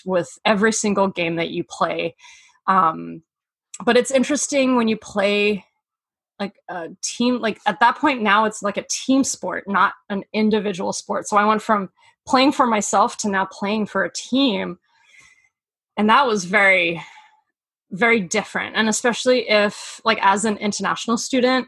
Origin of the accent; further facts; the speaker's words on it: Queensland, Australia; moved away as an adult; also born or lived in Mauritius / Denver, United States; I grew up in Australia. So I would travel all around Queensland to play like all of the youth tournaments